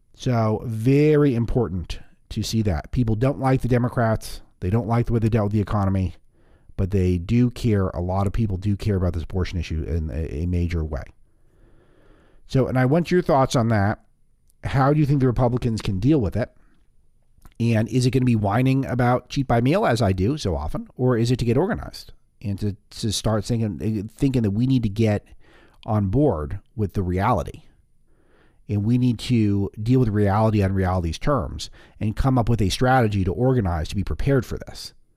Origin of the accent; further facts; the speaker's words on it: California, United States; I say this as a Californian who spent my entire adult life being promised high-speed rails everywhere